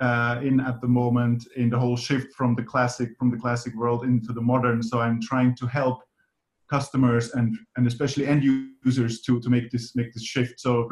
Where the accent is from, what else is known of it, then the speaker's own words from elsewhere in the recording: Zurich, Switzerland; also born or lived in Finland; I was born in Finland, grew up in Zurich, Switzerland. These are kind of my home bases where I'm based at, mainly working in Switzerland, living on the weekend in Finland.